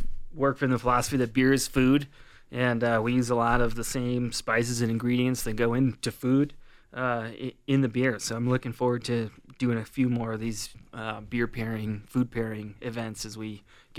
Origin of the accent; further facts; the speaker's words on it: Indiana, United States; moved away; I'm from Indiana, so so is my fiance. So we're going to be heading back to Bloomington, Indiana.